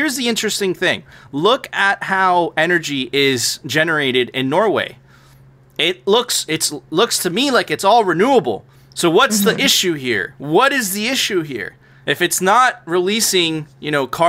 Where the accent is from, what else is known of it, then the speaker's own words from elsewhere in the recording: Venezuela; now in United States; I immigrated to the United States. I'm a first generation immigrant. I came from Venezuela.